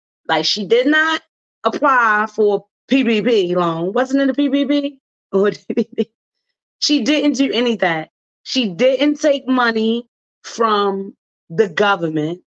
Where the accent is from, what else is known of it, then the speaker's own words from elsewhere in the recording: Baltimore, Maryland, United States; accent: Baltimore accent; I am from Baltimore, Maryland, born and raised and proud of it